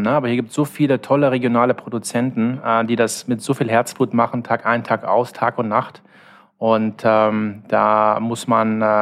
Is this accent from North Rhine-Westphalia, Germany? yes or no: yes; Cologne, North Rhine-Westphalia, Germany; unterschreibe ich als Kölner sofort.